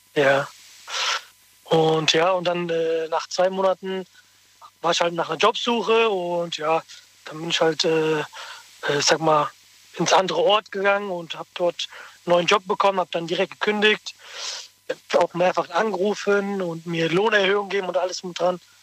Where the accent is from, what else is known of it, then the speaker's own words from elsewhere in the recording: Rüsselsheim, Hesse, Germany; Ich bin aus Rüsselsheim